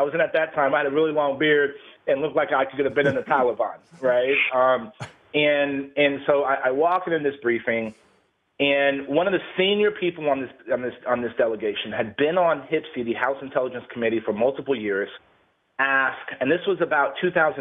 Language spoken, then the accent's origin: English; San Antonio, Texas, United States; born and raised in San Antonio, Texas. I live in San Antonio now